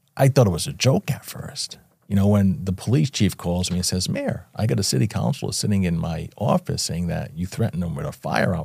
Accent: Fall River, Massachusetts, United States; Born and raised in Fall River, Massachusetts, a small city about an hour south of Boston

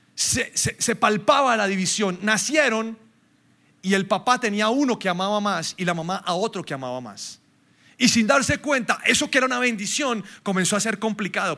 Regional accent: Colombia; Nosotros somos muy colombianos

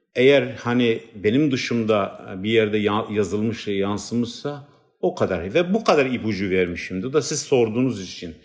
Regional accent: Batman, Batman Province, Turkey; first language Kurdish; Turkish is a second language; moved away; ben işte Batmanlı bir Kürdüm

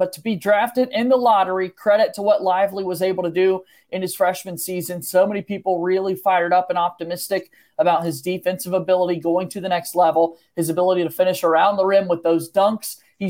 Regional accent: the South, United States; growing up in the South, in Braves country, big-time Braves fan

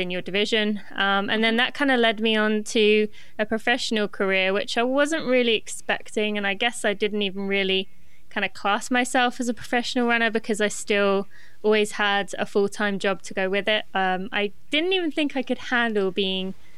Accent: England, United Kingdom; moved away as an adult; now in Lexington, United States; I am from Great Britain, but I actually live in the US. I live in Lexington, Kentucky

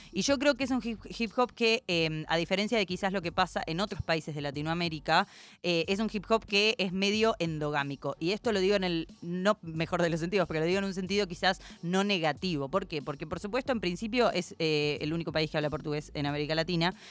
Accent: Argentina; soy argentinísima

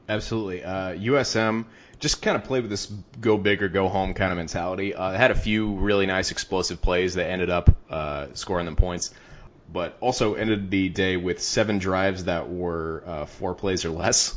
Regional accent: Ohio, United States; my home state

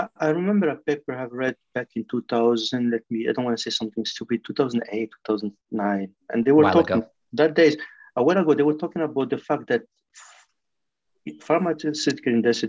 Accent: France; accent: French; English is a second language; That's my French accent now.

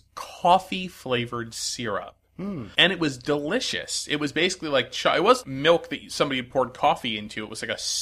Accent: Connecticut, United States; I grew up in Connecticut

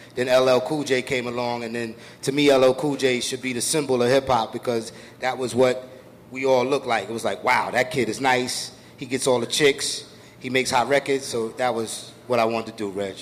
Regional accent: New York City, New York, United States; I grew up in Brooklyn

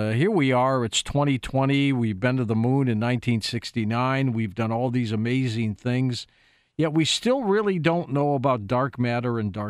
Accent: Lebanon; I'm Lebanese, so I speak it.

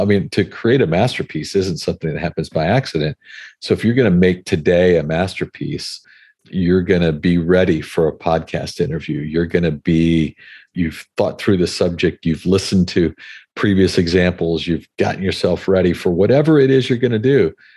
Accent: Hawaii, United States; I grew up in Hawaii

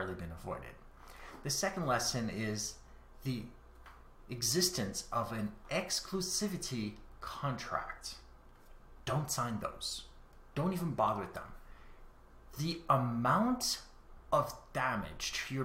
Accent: Canada; I am Canadian

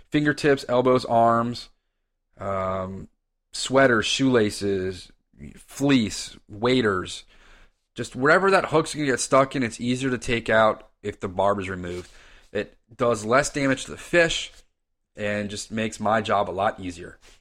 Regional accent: Reston, Virginia, United States; now in Arlington, United States; I was born and raised in Reston, Virginia, and lived there till my wife and I moved to Ballston

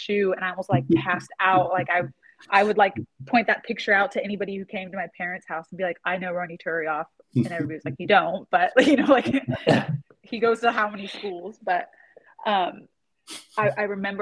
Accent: Spokane, Washington, United States; I'm born and raised in Spokane.

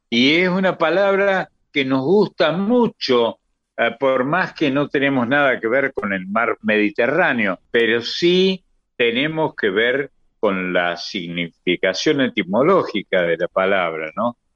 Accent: Córdoba, Argentina; born there; de modo que yo soy mediterráneo, nací en Córdoba.

